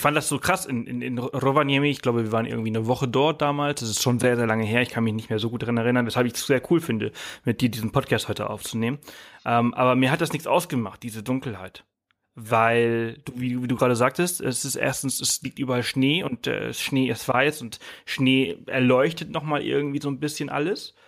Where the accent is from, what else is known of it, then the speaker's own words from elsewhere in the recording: Mallorca, Balearic Islands, Spain; now in Germany; ich komme ja aus Mallorca, ich bin auf Mallorca aufgewachsen